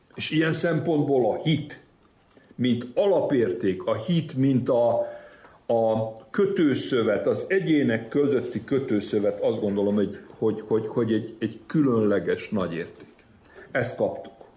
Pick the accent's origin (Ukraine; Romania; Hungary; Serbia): Serbia; Vojvodina; Én mindig vajdasági magyarnak éltem meg magam, és úgy is vallom